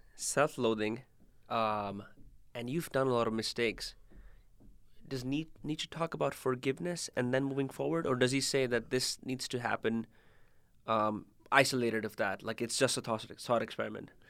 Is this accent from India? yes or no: yes; India; moved away; I'm from India